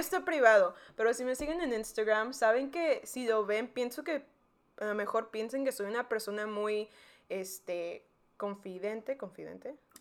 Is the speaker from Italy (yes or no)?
no; McAllen, Texas, United States; also born or lived in Mexico; yo nací en McAllen, Texas, que está en el Valle, donde María fue a la universidad. Pero los primeros 10 años de mi vida viví en México, luego me vino otra vez a McAllen y ahí estudié desde quinto año hasta la, hasta la universidad